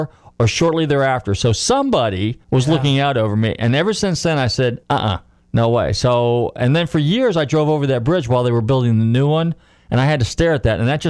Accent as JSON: {"language": "English", "area": "San Francisco / Marin County", "region": "California", "country": "United States", "tie": "born or raised there", "said": "I grew up in San Francisco, or Marin County, north of the Bay Area"}